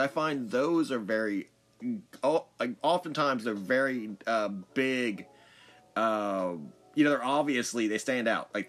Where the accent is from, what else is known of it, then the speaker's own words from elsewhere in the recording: Gulf of Mexico, Gulf Coast, United States; also born or lived in Midwest; I've been all up and down the East Coast, and I've traveled out to the West, and I'm from the Midwest and the South, specifically the Gulf of Mexico